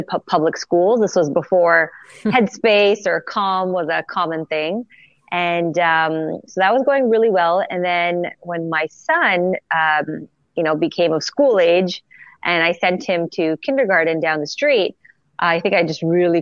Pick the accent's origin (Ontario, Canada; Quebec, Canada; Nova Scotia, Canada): Quebec, Canada; Montreal; Born and raised in Montreal, Canada.